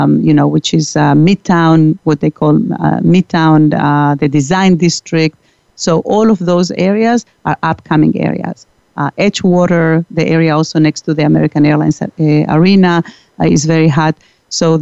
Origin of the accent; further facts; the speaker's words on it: Santiago, Santiago Metropolitan Region, Chile; moved away; I am originally from Chile